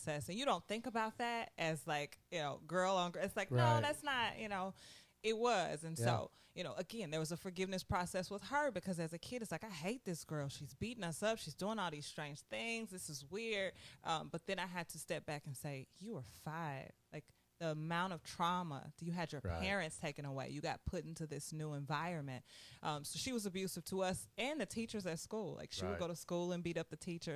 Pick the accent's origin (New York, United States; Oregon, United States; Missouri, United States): Missouri, United States; St. Louis; I grew up, born and raised in St. Louis, in the city, in West St. Louis